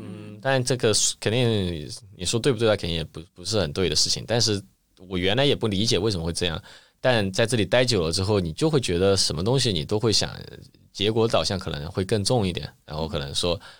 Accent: Chengdu, Sichuan, China; moved away as an adult; now in Shanghai, China; 我自己作为成都人

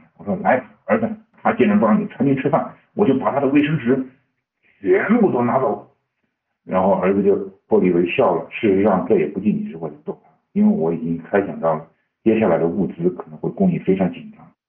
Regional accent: Wuhan, Hubei, China; 我说我们从武汉出发的。我很明显听到了，就是后面就有人就说哦，就发这一个声音，可能你就觉得哇，怎么这么倒霉，刚好跟一个我们武汉人就在一起了。

